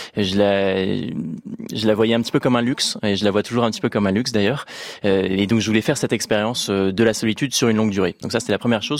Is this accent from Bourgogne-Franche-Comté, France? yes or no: no; Rouen, Normandy, France; on est parti de Rouen, euh, en Normandie, parce qu'à l'origine, euh, je suis de, de cette ville-là, en Normandie